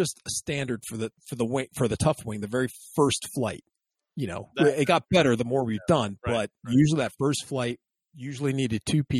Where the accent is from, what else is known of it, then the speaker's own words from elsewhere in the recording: Texas, United States; from the hills of Texas.